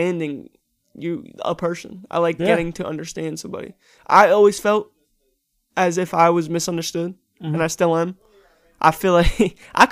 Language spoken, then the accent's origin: English; New York City, New York, United States; I'm from Staten Island